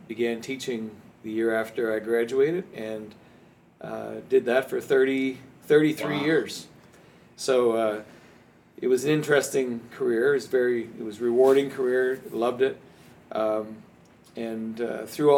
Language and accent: English; Saint John, New Brunswick, Canada; moved away as an adult; now in Fredericton, Canada; I was actually raised in St. John. So I'm from St. John, New Brunswick